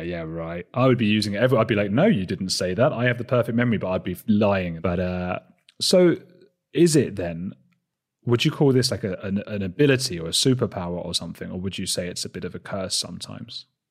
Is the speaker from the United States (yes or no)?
no; Watford, East of England, United Kingdom; I'm from Watford. It's a town outside London